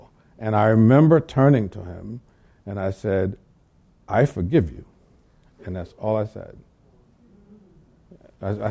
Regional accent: the South, United States; I grew up in the South

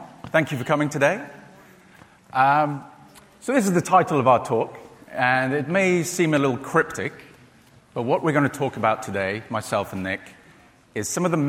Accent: United Kingdom; now in Livermore, United States; I live in Livermore, and I work for a U.S. government national lab. But you may have noticed that I'm not actually American. I am British, which means I say all sorts of strange, funny words like boot and torch and petrol

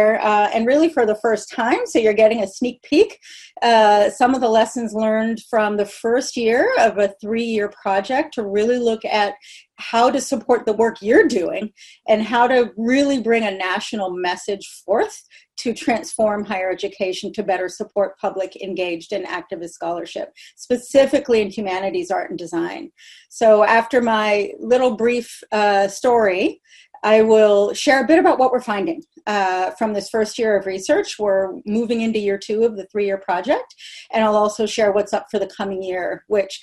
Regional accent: Berkeley, California, United States; also born or lived in Portland, Oregon; I was born in Berkeley, California

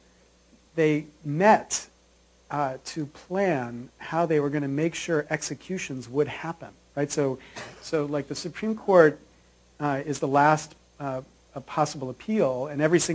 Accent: Williamsport, Pennsylvania, United States; I grew up in a tiny little town in Pennsylvania called Williamsport

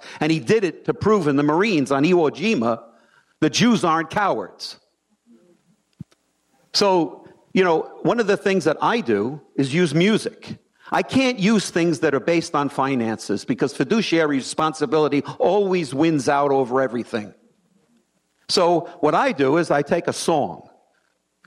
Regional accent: Baltimore, Maryland, United States; I'm from Baltimore.

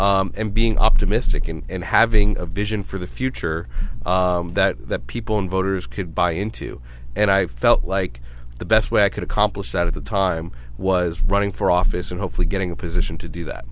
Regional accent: New York City, New York, United States; also born or lived in Rochester, New York; now in San Diego, United States; I'm originally from Brooklyn

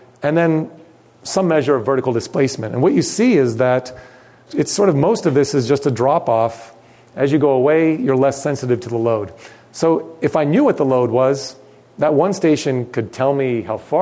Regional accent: Los Angeles, California, United States; I grew up in Los Angeles

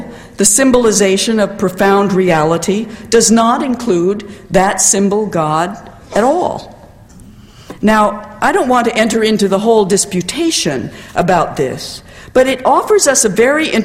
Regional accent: United States; as an American

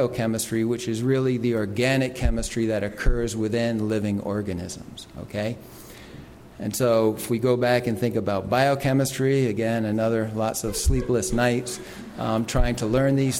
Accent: New York City, New York, United States; I grew up in New York City and didn't really have many opportunities to experience these things

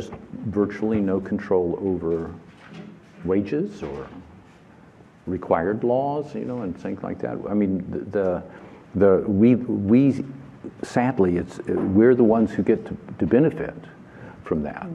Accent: the South, United States; moved away; I come from the South

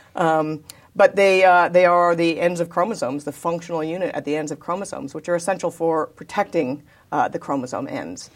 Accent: Davis, California, United States; also born or lived in San Diego, California; I was born in, uh, actually San Diego, California, but I was raised in Davis, California

